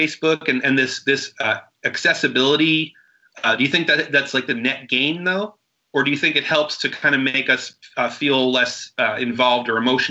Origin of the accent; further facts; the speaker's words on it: New York City, New York, United States; I mean, I'm a native New Yorker and I've never been to the Statue of Liberty.